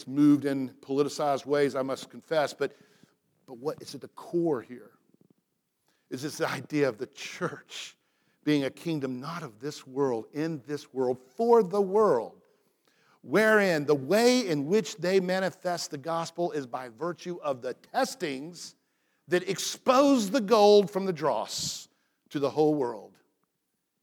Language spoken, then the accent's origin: English; Atlanta, Georgia, United States; moved away as an adult; where I grew up in Atlanta, Georgia, to be a Christian